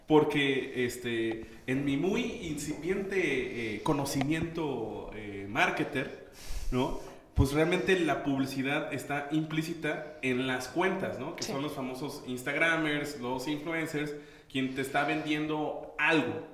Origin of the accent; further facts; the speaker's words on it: Mexico; somos muchos mexicanos